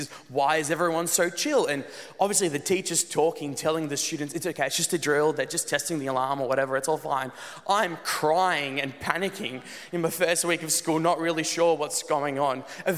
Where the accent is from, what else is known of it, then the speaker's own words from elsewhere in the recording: Netherlands; also born or lived in South Africa; When I was about 3 years old, I moved with my family from South Africa to the Netherlands. And it was an awesome move.